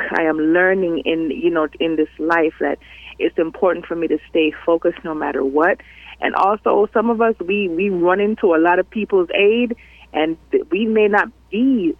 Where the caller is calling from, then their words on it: Miami, Florida, United States; … from Miami.